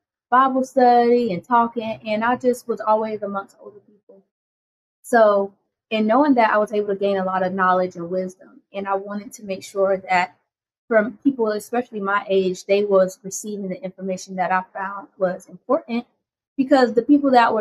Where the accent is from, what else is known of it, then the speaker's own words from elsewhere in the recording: Myrtle Beach, South Carolina, United States; I was born and raised here in Myrtle Beach, South Carolina, along the Grand Strand